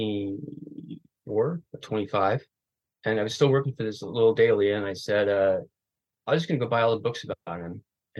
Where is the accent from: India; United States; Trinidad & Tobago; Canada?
United States; Oregon; I grew up in Oregon